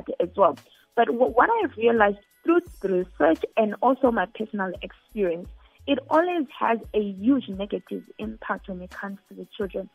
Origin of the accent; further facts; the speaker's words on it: Zimbabwe; I come from Zimbabwe